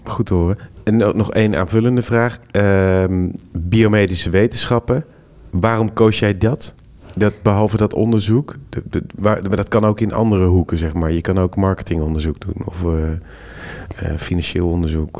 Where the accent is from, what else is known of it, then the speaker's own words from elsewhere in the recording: Netherlands; deze domme Hollander